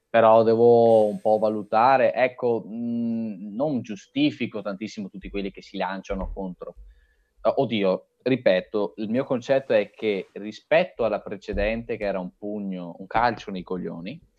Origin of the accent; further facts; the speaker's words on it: Brescia, Lombardy, Italy; Io sono di Brescia.